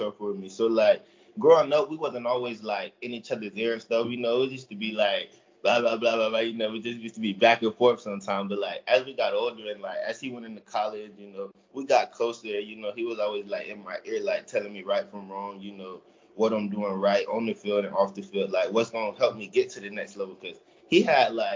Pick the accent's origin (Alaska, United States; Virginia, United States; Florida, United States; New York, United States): Florida, United States; Fort Pierce; growing up in Fort Pierce, you know, a lot of backyard football